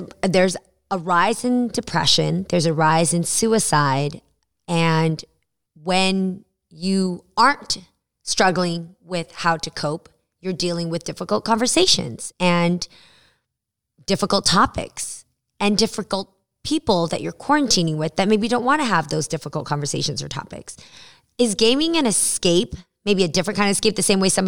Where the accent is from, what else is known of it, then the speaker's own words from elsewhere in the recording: Bay Area, California, United States; I come from the Bay Area